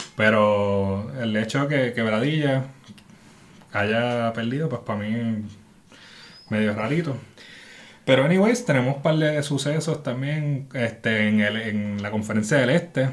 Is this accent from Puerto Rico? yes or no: yes; San Juan, Puerto Rico; soy de San Juan